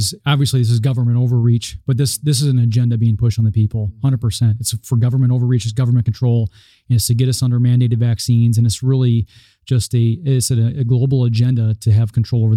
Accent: Omaha, Nebraska, United States; I'm from Omaha, Nebraska. I practice in Omaha

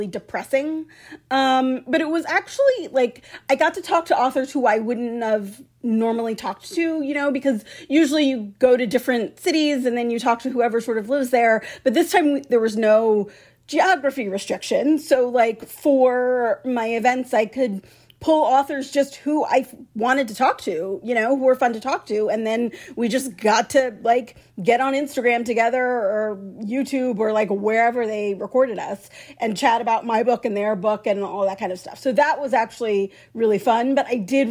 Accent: Bay Area, California, United States; I grew up here in the Bay Area.

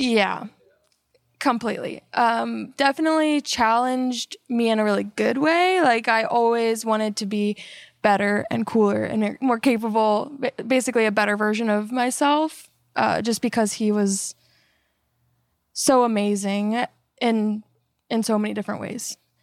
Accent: Melbourne, Florida, United States; moved away as an adult; also born or lived in Tallahassee, Florida / Atlanta, Georgia / Germany / San Antonio, Texas; now in Texas, United States; I'm from Florida. uh, Melbourne, Florida

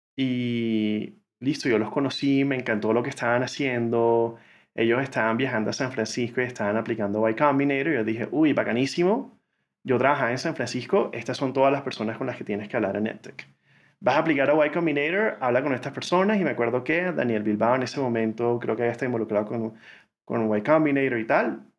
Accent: Barranquilla, Atlántico, Colombia; moved away as an adult; also born or lived in United States; Yo crecí en Barranquilla, Colombia, eh, la ciudad de Shakira y Sofía Vergara.

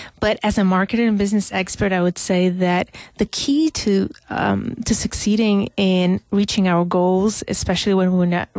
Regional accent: Algeria; moved away; I come from Algeria originally

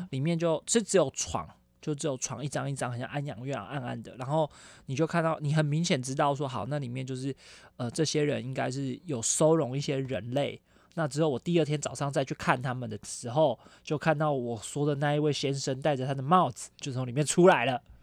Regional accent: Taiwan; 我们台湾人

